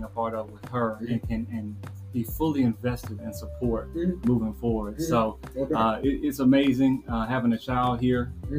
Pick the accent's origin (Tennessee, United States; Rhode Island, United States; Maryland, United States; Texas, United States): Tennessee, United States; Murfreesboro; Grew up in Murfreesboro, went to high school in Murfreesboro.